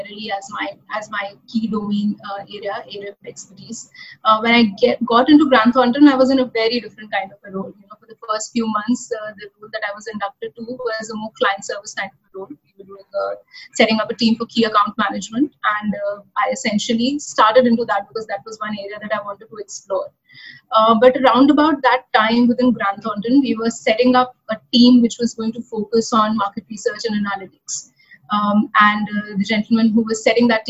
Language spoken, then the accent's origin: English; Lucknow, Uttar Pradesh, India; moved away as an adult; also born or lived in NCR; I actually hail from Lucknow. That's my hometown. That's where I was born, bred, and educated.